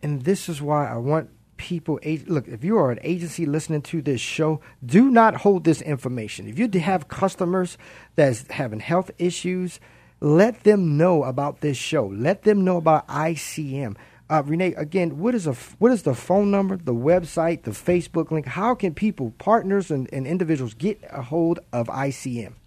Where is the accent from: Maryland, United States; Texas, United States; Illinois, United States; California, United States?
Maryland, United States; Baltimore; I'm from Baltimore